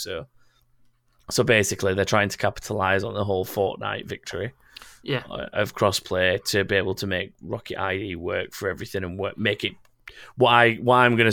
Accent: Sheffield, Yorkshire and the Humber, United Kingdom; I'm from Sheffield, too.

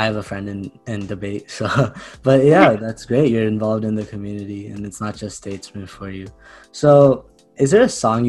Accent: India; Being an Indian, I think mangoes, you're going to love them.

